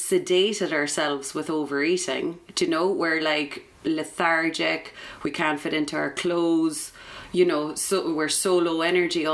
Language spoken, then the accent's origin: English; Drimoleague, Munster, Ireland; also born or lived in Edinburgh; So I'm from West Cork. I'm from Drimaleague.